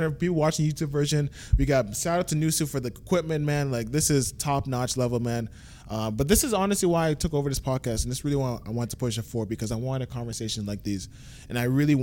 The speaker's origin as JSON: {"language": "English", "town": "Toronto", "region": "Ontario", "country": "Canada", "tie": "born or raised there", "said": "My original one where I first grew up was 134"}